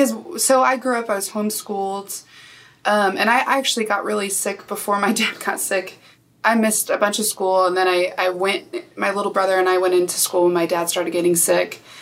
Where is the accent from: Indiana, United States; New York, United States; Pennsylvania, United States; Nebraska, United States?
Nebraska, United States; I grew up in Nebraska